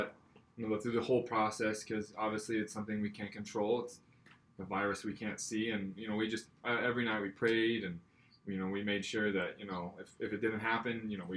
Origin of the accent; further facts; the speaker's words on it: Arizona, United States; I'm obviously from Arizona